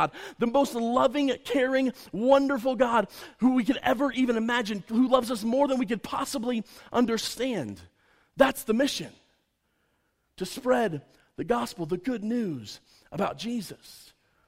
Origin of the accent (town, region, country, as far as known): United States